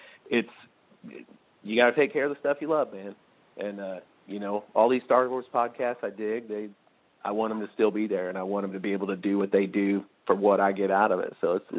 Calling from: St. Louis, Missouri, United States; Hey, guys. … from St. Louis. How's it going?

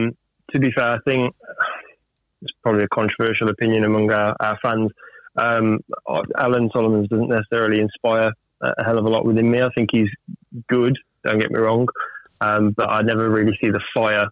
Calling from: Wolverhampton, West Midlands, United Kingdom

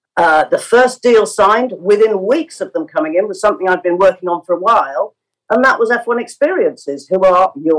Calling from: London, United Kingdom; I'm in my home office in London.

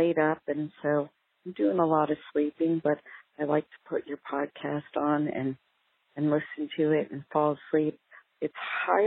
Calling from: Tucson, Arizona, United States; I'm calling from Tucson, Arizona

